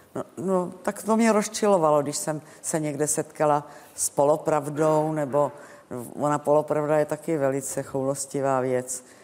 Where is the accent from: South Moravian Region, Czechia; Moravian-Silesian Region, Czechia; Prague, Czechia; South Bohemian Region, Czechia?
Prague, Czechia; když jsem Pražačka